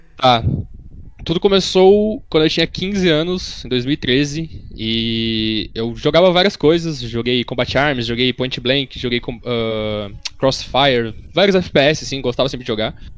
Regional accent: Horizontina, Rio Grande do Sul, Brazil; moved away; Eu sou de eu nasci em Horizontina, Rio Grande do Sul. Mas eu não morava em Horizontina, eu morava mais no interior do que Horizontina.

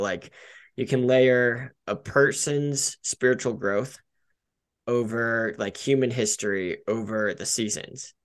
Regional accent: Denver, Colorado, United States; I love living in Colorado. I grew up in Denver, one of the few natives that I know

